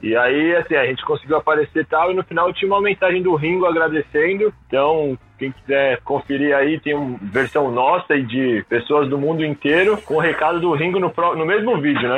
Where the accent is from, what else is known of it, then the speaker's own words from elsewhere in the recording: Cotia, São Paulo, Brazil; Eu sou aqui de Cotia, então está aqui do lado.